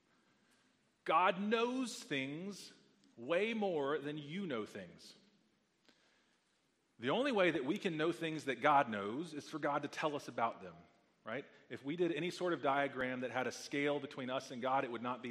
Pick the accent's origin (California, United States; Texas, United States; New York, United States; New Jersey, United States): Texas, United States; I grew up playing football in Texas